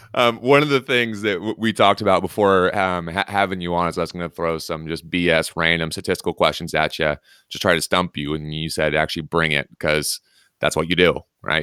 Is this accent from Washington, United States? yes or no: yes; Washington, United States; I'm obviously from Washington